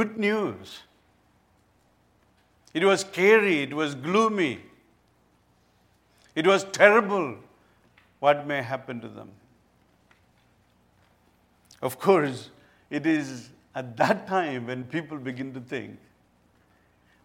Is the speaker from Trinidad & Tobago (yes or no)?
no; India; I come from India